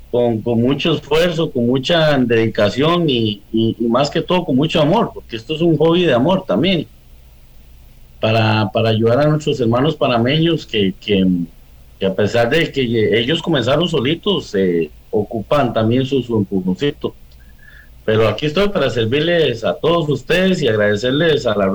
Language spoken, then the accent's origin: Spanish; Costa Rica; como orgulloso tico entramos al un año más de nuestra independencia. Lindo saber, eh, bueno, estoy conectado desde el país de México